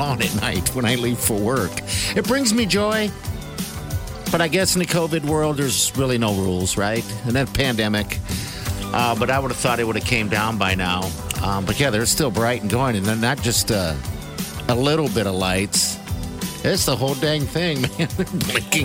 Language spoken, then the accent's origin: English; Omaha, Nebraska, United States; we're from Omaha